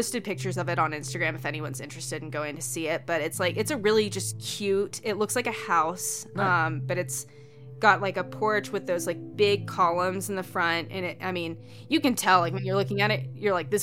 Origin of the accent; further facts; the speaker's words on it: Georgia, United States; now in Montana, United States; I live obviously up here in Montana, but I'm from Georgia